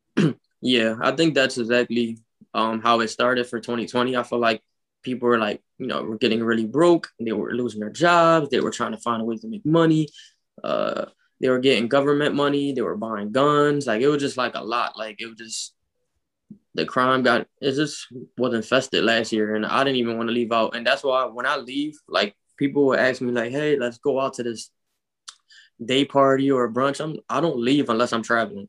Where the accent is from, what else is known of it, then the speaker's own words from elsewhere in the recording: Philadelphia, Pennsylvania, United States; I grew up in North Philadelphia.